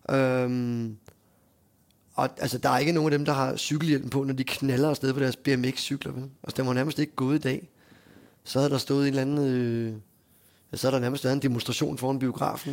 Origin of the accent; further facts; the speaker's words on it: Hundested, Capital Region of Denmark, Denmark; moved away; also born or lived in Frederiksværk; vi er fra Hundested fra Frederiksværk